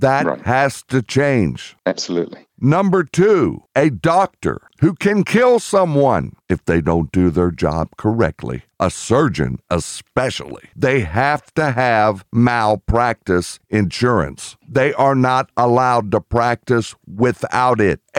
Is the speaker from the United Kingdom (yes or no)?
yes; United Kingdom; I'm British